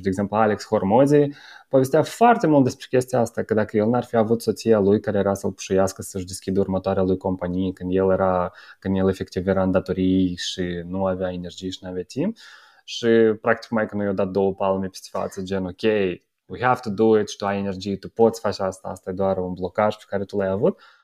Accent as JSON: {"language": "Romanian", "country": "Moldova", "moved": "yes", "lives_now": "Romania", "said": "noi care venim din Republica Moldova"}